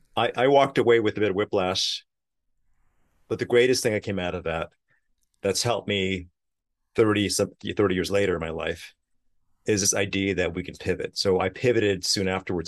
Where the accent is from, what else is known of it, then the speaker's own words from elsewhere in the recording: New York City, New York, United States; growing up in Queens, New York